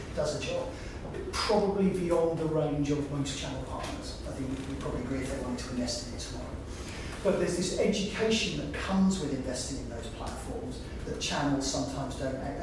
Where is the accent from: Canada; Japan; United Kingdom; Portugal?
United Kingdom; we're British